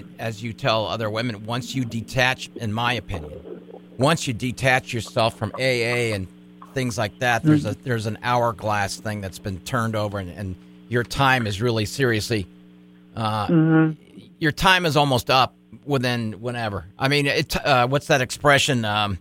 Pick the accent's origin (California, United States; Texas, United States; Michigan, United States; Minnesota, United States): California, United States; San Diego; moved away as an adult; now in Bismarck, United States; I'm from San Diego